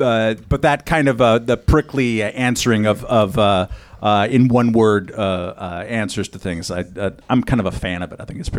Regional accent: Southern California, United States; I'm from Southern California.

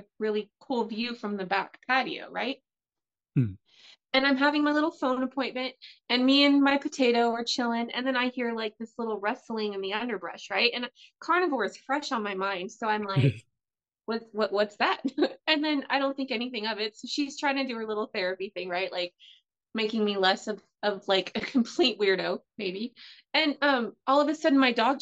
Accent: United States; I'm an American housewife

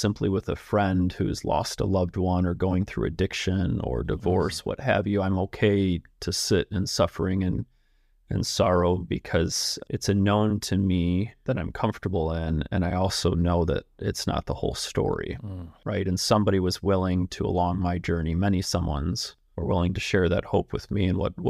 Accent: Michigan, United States; I grew up just outside of Detroit.

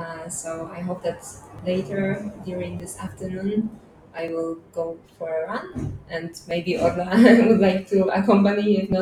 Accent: Poznan, Greater Poland, Poland; English is a second language; moved away as an adult; now in Lisbon, Portugal; So I was born in Poznan, but after some time my parents moved to a little village.

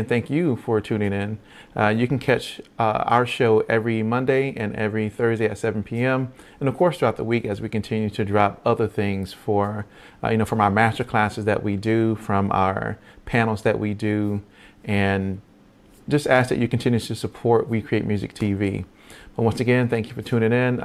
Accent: Virginia, United States; I'm from Virginia

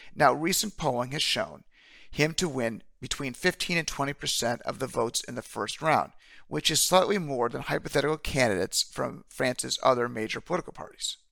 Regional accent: United States; as an American

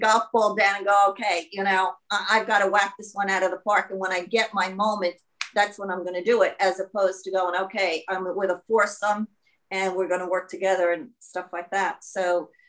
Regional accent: New York, United States; accent: New York; now in Auckland, New Zealand; my New York accent

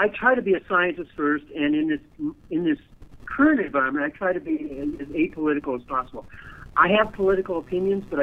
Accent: United States; as an American

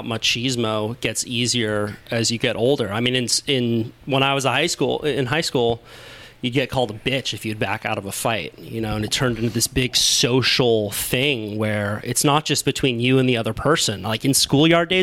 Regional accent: Santa Cruz, California, United States; growing up in Santa Cruz

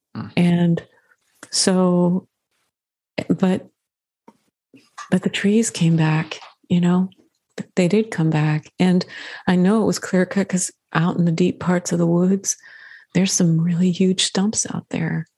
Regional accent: Midwest, United States; I grew up in the Midwest

